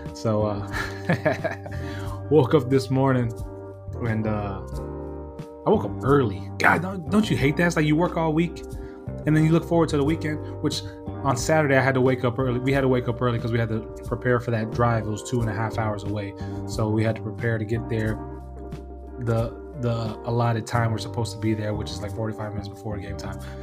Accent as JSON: {"language": "English", "region": "California", "country": "United States", "also_born_or_lived": "Washington State", "moved": "yes", "said": "I'm from Cali"}